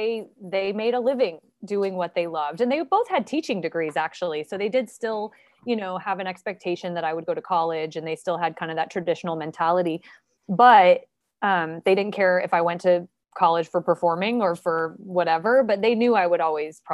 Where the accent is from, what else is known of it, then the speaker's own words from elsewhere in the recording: Indianapolis, Indiana, United States; born there; So yeah, I was born in Indianapolis, Indiana, January 31st of 1980.